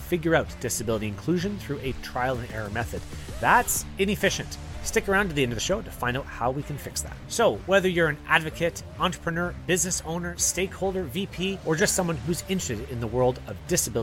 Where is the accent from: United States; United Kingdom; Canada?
Canada; myself as a Canadian